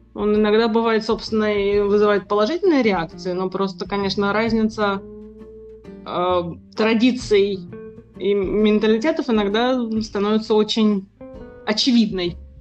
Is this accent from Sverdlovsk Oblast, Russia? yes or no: no; Moscow, Russia; moved away as an adult; now in Amsterdam, Netherlands; вот уже пятнадцать лет, как я коренная москвичка, живу в Голландии, в городе Амстердаме